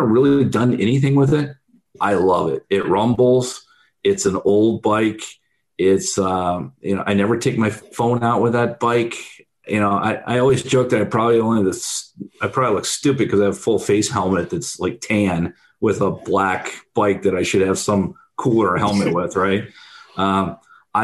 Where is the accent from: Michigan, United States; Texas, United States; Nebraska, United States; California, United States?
Michigan, United States; moved away as an adult; also born or lived in Pennsylvania / Pittsburgh; I grew up in Michigan, and after school, I moved out on the East Coast